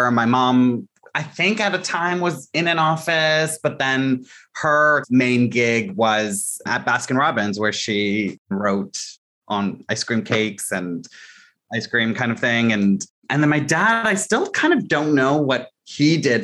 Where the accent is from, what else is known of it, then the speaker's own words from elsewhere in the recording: Mississauga, Ontario, Canada; also born or lived in Scarborough, Toronto; I was in Scarborough in the East General Hospital. And then we moved around a little bit. My parents' jobs kept changing, you know, kind of classic experience of trying to land something that felt fulfilling, but they weren't getting those opportunities. And we ended up settling in Mississauga. And that's where I grew up.